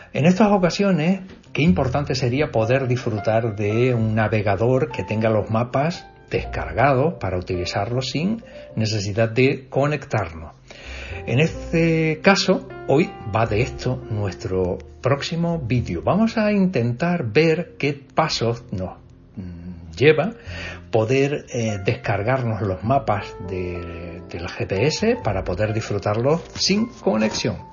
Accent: Tazacorte, Canary Islands, Spain; mi pueblo

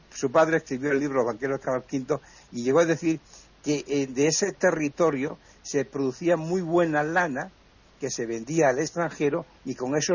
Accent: Brozas, Extremadura, Spain; moved away as an adult; also born or lived in Badajoz / Balearic Islands; yo soy de Broza, que está a 33 kilómetros de la frontera de Portugal.

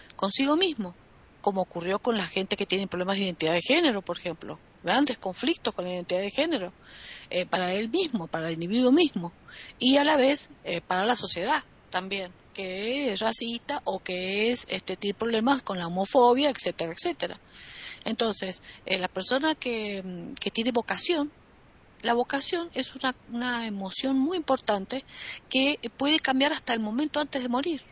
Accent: Argentina; en mi país tenemos un problema llamado la grieta

